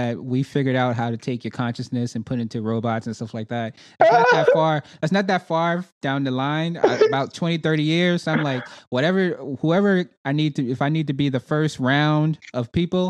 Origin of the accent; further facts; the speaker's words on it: New York, United States; now in Charlotte, United States; Well, I'm from New York, but I live in Charlotte right now, Charlotte, North Carolina.